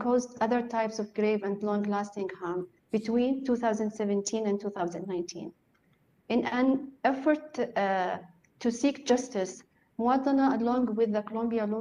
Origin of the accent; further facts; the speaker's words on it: Yemen; I'm joining from Yemen, my country that is known today as the worst humanitarian man-made crisis in the world